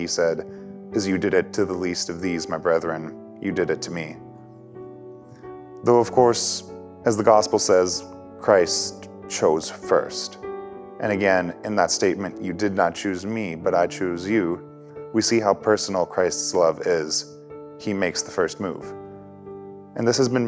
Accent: Leduc County, Alberta, Canada; I am from Leduc County, Alberta, and I'm a second-year student here at St. Therese

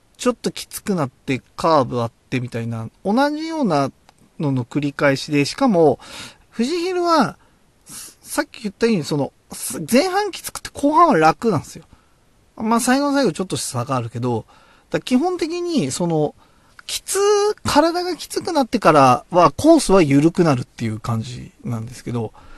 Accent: Oyama, Tochigi, Japan; also born or lived in Utsunomiya, Tochigi; 僕の生まれ育った小山

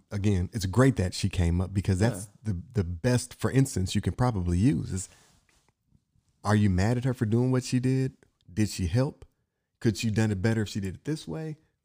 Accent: Inkster, Michigan, United States; I'm from Inkster, so not Flint, but I have family that was from Flint.

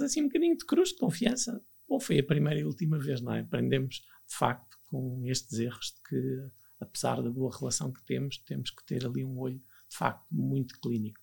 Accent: Viana do Castelo, Portugal; moved away as an adult; also born or lived in Lisbon; eu sou natural de Viana de Castelo, no, estava no 12 ano, sempre vivi com os meus pais, estava em Viana de Castelo

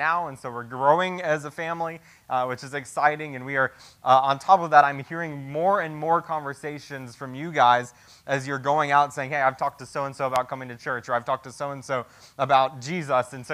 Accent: United States; As American Christians

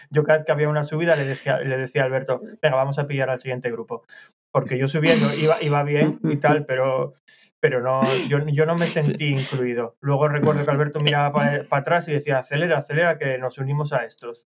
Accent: Asturias, Spain; moved away as an adult; now in London, United Kingdom; soy de Asturias, en Asturias llueve mucho

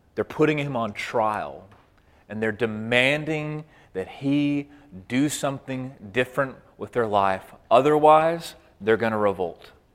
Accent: Waco, Texas, United States; I grew up in Waco, Texas

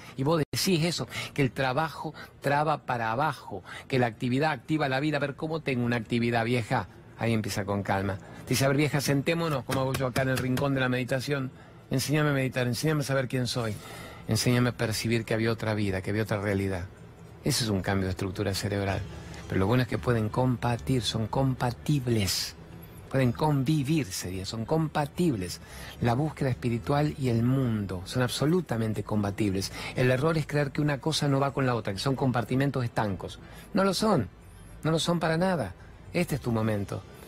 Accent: Argentina; sí soy argentino, trabajo en la televisión

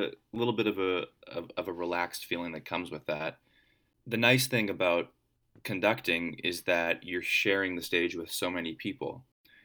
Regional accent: Vancouver, British Columbia, Canada; I grew up in Vancouver

